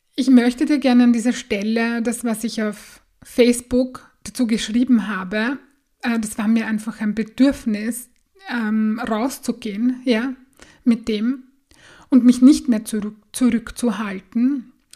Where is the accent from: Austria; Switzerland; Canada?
Austria; bei uns in Österreich